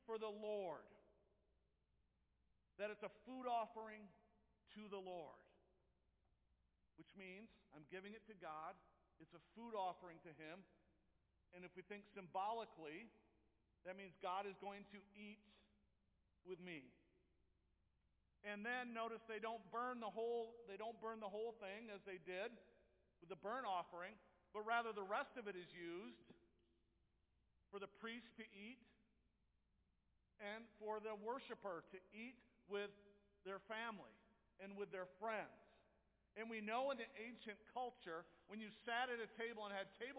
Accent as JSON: {"language": "English", "town": "Jenison", "region": "Michigan", "country": "United States", "tie": "born or raised there", "said": "I grew up in Jenison"}